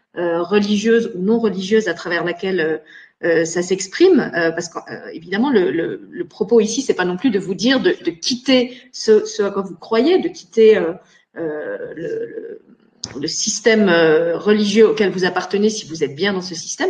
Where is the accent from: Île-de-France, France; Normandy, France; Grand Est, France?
Grand Est, France; Moselle; moved away as an adult; now in Luxembourg; je suis née en meurthe moselle mais j'ai grandi en Moselle, j'ai fait toutes mes études et j'ai commencé ma vie professionnelle en Moselle